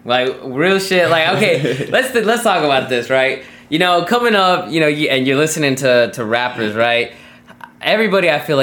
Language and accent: English; Southwest, United States; now in Japan; I'm from the Southwest. It's desert